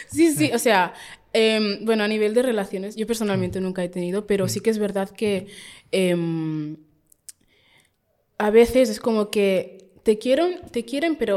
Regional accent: Catalonia, Spain; perdonad por mis catalanadas, es que yo soy súper catalana.

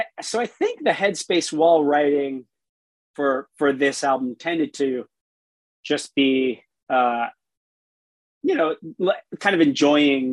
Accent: South Florida, United States; I grew up in South Florida

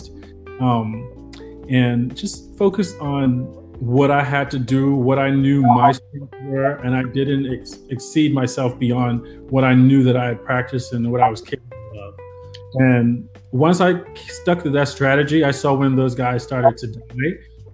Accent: Nassau, New Providence, Bahamas; I'm from Nassau

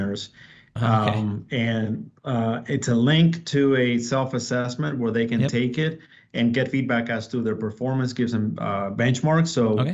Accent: Dominican Republic; also born or lived in Puerto Rico; now in Texas, United States; I'm originally from the Dominican Republic, and okay, I moved to Puerto Rico.

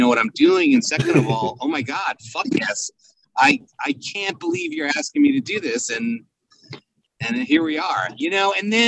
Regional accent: New York City, New York, United States; when we were growing up in Brooklyn in the 70s

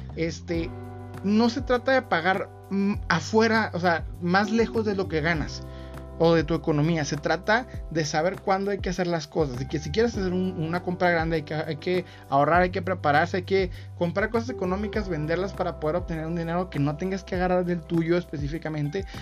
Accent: Mexico; Soy mexicano

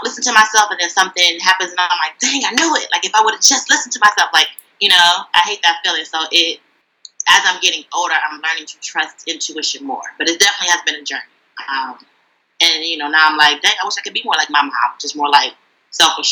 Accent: Detroit, Michigan, United States; now in Brooklyn, New York, United States; I'm originally from Detroit, but now I live in Brooklyn, New York

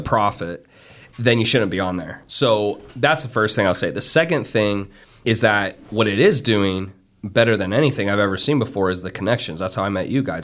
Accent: Miami, Florida, United States; I'm from Miami

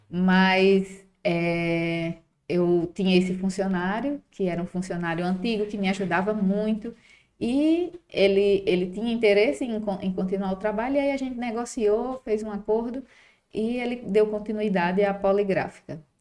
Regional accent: Mossoró, Rio Grande do Norte, Brazil; sou de Mossoró

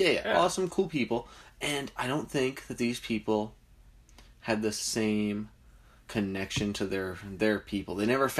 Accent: New Jersey, United States

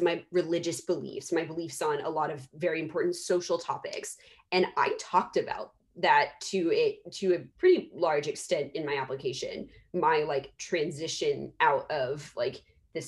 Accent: Dallas, Texas, United States; I'm from Dallas, Texas. I say y'all.

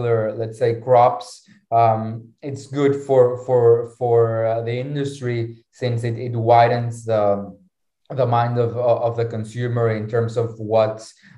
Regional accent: Mexico; now in Lisbon, Portugal; I'm originally from Mexico, right? Our farm is in Lisbon

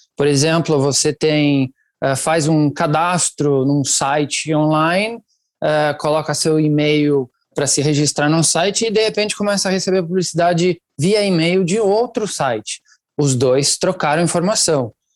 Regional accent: Italy; Portuguese is a second language; moved away as an adult; now in Brazil; Eu nasci e cresci na Itália. Eu estou no Brasil há uns 21 anos já

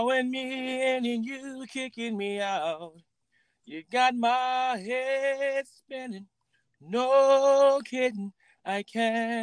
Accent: Pontiac, Michigan, United States; coming up in Pontiac, Michigan

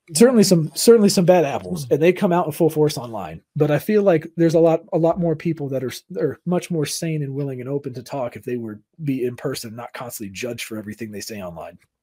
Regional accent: Southern California, United States; I grew up in Southern California, so it's like my parents had to work in L

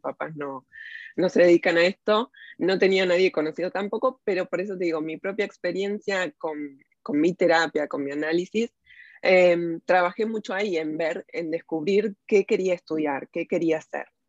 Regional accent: Buenos Aires, Argentina; moved away as an adult; now in Walnut Creek, United States; Nací en Buenos Aires, crecí ahí

